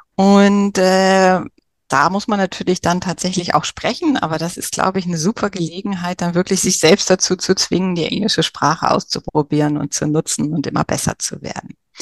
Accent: Germany; bei uns in Deutschland

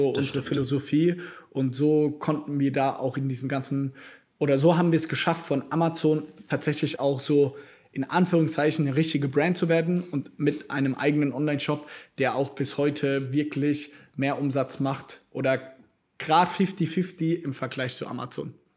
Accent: Mannheim, Baden-Württemberg, Germany; bei uns in Mannheim, tatsächlich habe ich, wenn ich hier fertig bin, habe ich auch da einen Termin mit meinem besten Freund aus der Kindheit.

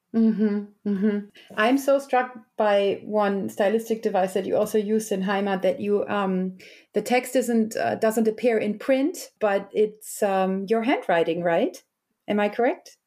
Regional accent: Germany; I was also raised in a West German, you know, um, nineties gymnasium educational, public

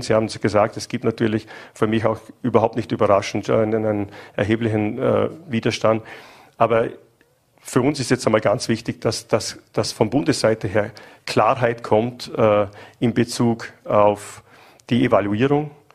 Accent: Höchst, Vorarlberg, Austria; ich bin persönlich geboren im Entbindungsheim Höchst

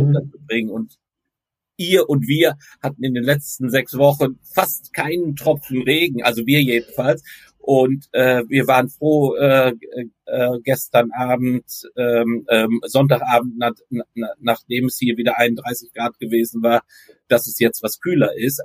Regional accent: Recklinghausen, North Rhine-Westphalia, Germany; now in Leiden, Netherlands; ik ben in uh, Recklinghausen opgegroeid

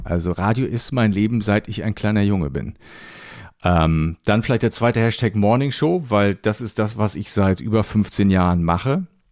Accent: Rostock, Mecklenburg-Vorpommern, Germany; now in Hamburg, Germany; Schöne Grüße in meine alte Heimat

